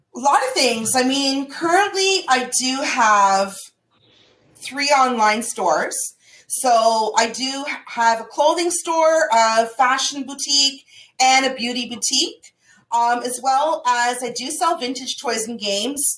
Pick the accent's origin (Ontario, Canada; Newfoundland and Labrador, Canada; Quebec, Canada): Ontario, Canada; Toronto; I'm from Toronto